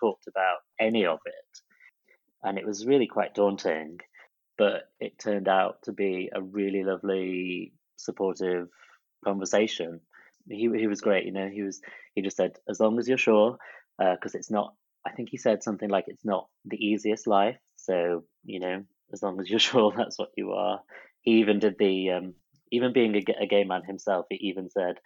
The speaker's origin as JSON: {"language": "English", "town": "Chesterfield", "region": "East Midlands", "country": "United Kingdom", "tie": "born or raised there", "also_born_or_lived": "Blackpool", "moved": "as an adult", "said": "my hometown Chesterfield"}